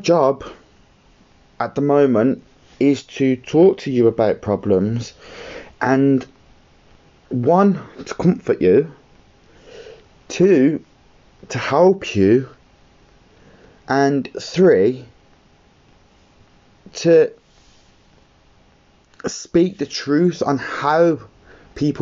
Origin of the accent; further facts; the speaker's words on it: Birmingham, West Midlands, United Kingdom; I'm from Birmingham